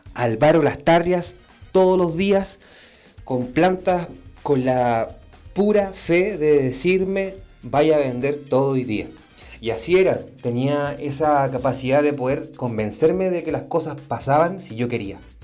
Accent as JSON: {"language": "Spanish", "town": "Santiago", "region": "Santiago Metropolitan Region", "country": "Chile", "tie": "born or raised there", "also_born_or_lived": "Temuco", "said": "Vengo de un barrio emergente, una comuna bien chica llamada Cerrillos. Está en el sector poniente de Santiago."}